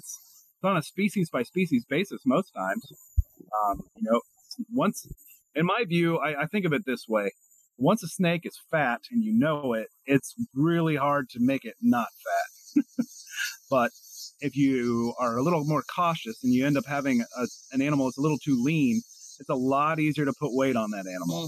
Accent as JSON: {"language": "English", "region": "Kentucky", "country": "United States", "tie": "born or raised there", "said": "I grew up in Kentucky"}